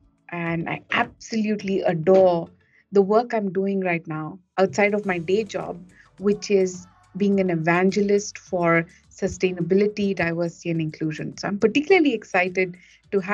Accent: India; moved away as an adult; also born or lived in United States; now in Singapore; I was born in India, and like a lot of Indian kids

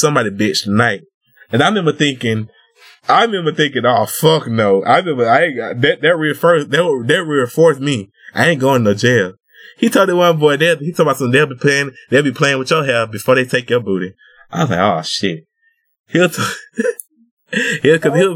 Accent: Georgia, United States; I grew up in Georgia

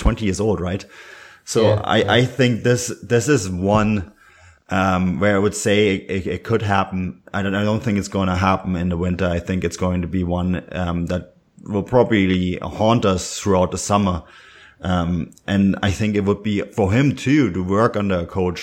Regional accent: Germany

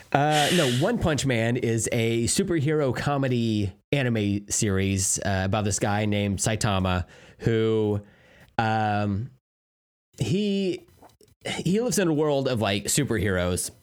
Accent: United States; me as an American

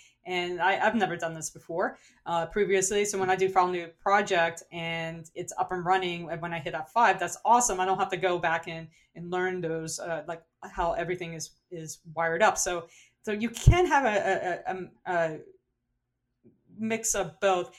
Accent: New Orleans, Louisiana, United States; accent: New Orleans; my New Orleans accent

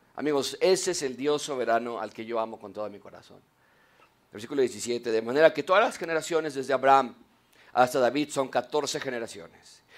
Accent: Mexico; en México

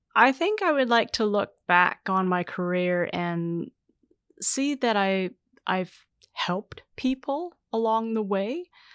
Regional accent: Canada; I would identify as racialized Canadian, so I would be considered, uh, Asian Canadian

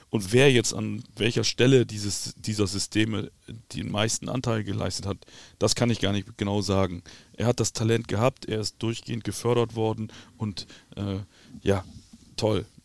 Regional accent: Bremen, Germany; Ich bin Bremer. Das ist der Bremer Verein.

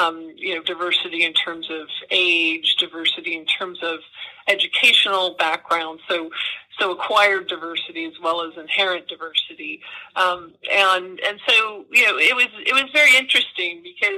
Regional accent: California, United States; now in New York, United States; I'm originally from California, but I've been in New York for more than 20 years now

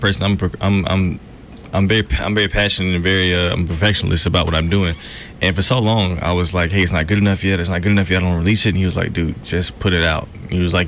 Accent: Montgomery, Alabama, United States; I'm from Montgomery, Alabama. Born and raised, for sure.

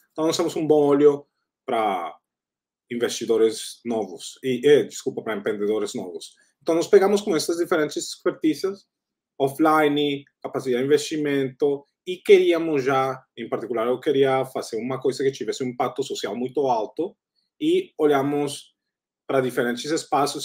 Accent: Colombia; Portuguese is a second language; moved away; also born or lived in United States / Southeast Asia; sou da Colômbia

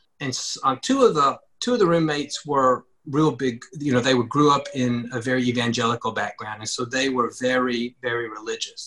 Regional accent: Ripley, Mississippi, United States; I grew up in Ripley, Mississippi, a small town.

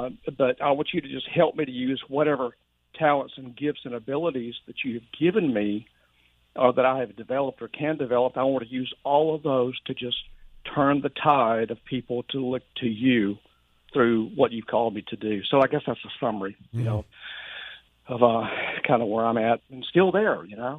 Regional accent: Leakesville, Mississippi, United States; I've always been brought up in church in Leakesville, Mississippi. That's my hometown between Hattiesburg and Mobile, Alabama. In fact, my parents raised us up there. When I was 9 years old, I became a believer and a follower of Jesus

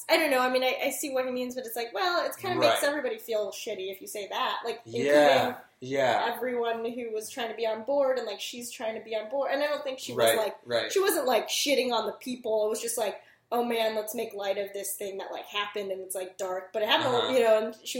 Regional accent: United States; I'm American, I was born here, I'm not an immigrant, I'm not a first generation.

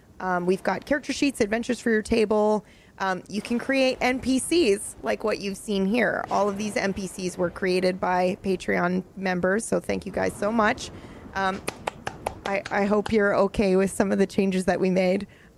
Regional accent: Nebraska, United States; I'm from Nebraska.

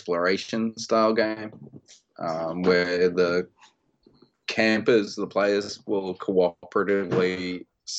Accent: Australia; being an Australian designer

